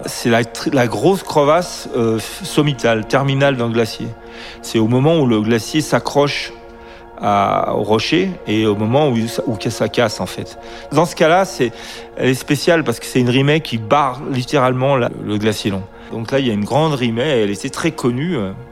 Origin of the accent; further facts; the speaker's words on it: Grenoble, Auvergne-Rhône-Alpes, France; je suis de Grenoble